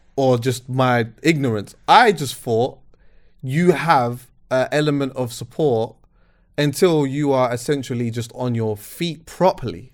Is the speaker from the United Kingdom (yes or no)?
yes; England, United Kingdom; Growing up in England